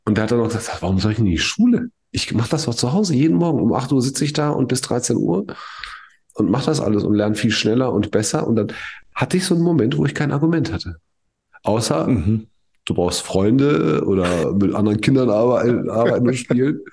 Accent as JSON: {"language": "German", "country": "Germany", "said": "bei uns in Deutschland"}